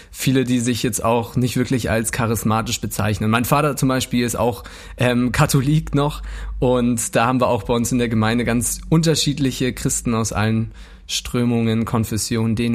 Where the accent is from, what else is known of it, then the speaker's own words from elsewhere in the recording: Munich, Bavaria, Germany; Ey, ich, ich komme ja aus München, gell? Ich, kenn, ich, eigentlich kann ich auch, äh, kann ich auch schon ein bisschen bayerisch reden.